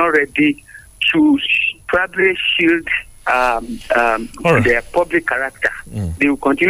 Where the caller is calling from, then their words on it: Abeokuta, Ogun State, Nigeria; from Abeokuta. Good morning, Nigerians.